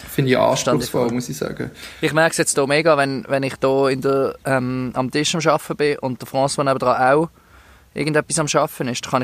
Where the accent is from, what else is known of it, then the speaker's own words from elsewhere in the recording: Switzerland; Ähm, das machen wir ja als Schweizer.